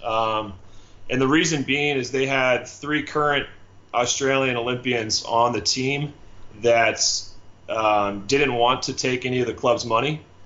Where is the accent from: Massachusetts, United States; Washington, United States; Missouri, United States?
Washington, United States; Seattle; moved away as an adult; also born or lived in Southern California / Budapest, Hungary; I'm from the Northwest, so I got my start, you know, playing out in Seattle